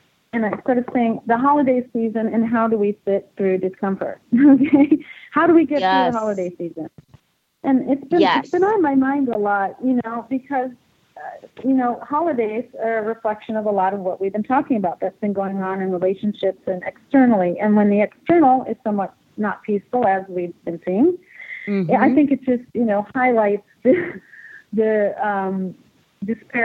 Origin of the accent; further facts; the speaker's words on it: United States; I live here and I'm American